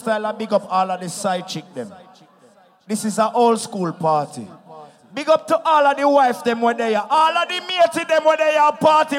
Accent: Jamaica; I am from Jamaica, man.

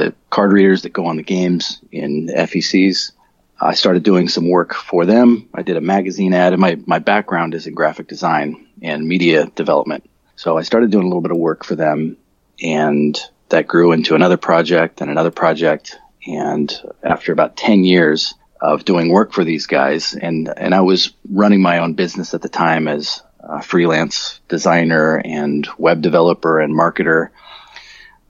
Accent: Colorado, United States; moved away as an adult; now in Australia; I grew up in Colorado. That's where I'm originally from.

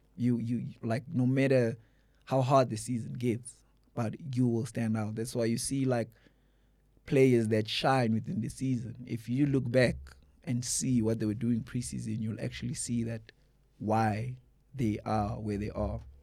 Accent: Mpumalanga, South Africa; where I was born in Mpumalanga.

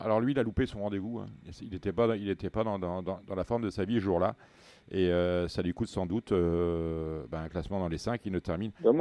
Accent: the North, Hauts-de-France, France; Je suis du Nord

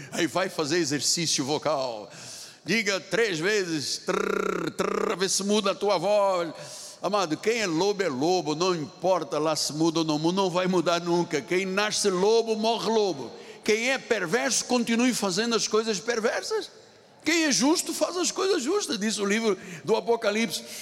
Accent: China; Portuguese is a second language; as pessoas dizem, o senhor é português? Eu falei, não, não, eu sou chinês. É o sotaque, me identifica.

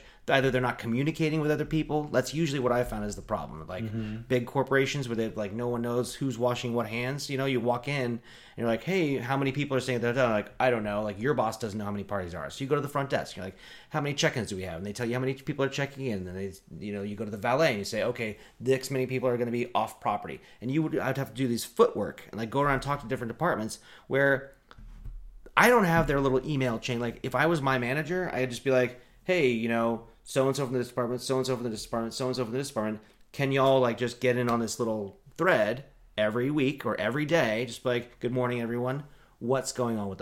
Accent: Eugene, Oregon, United States; moved away; I grew up in Eugene where everything was, you know, expanding so quickly

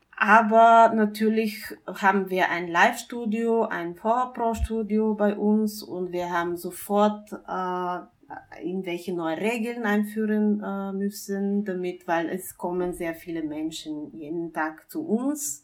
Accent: Bulgaria; now in Vienna, Austria; ich komme ursprünglich aus Bulgarien

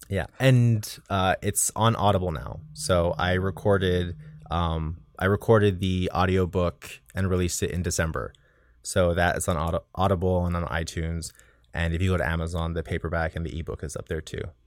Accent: South Texas, United States; moved away; my hometown in South Texas

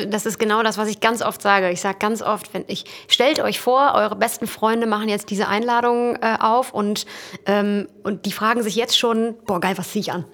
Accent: Emsland, Lower Saxony, Germany; also born or lived in Dortmund; als ich dann ins Emsland zurückgezogen bin

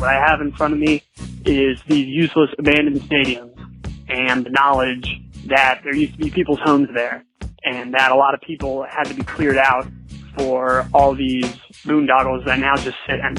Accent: Atlanta, Georgia, United States; My hometown, Atlanta

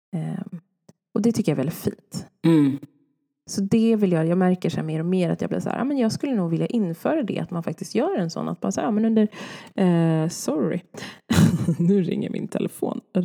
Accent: Sweden; jag är född i Sverige

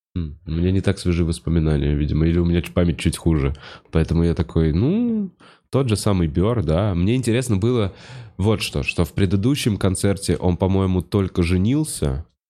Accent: Russia; also born or lived in Moscow; я русский

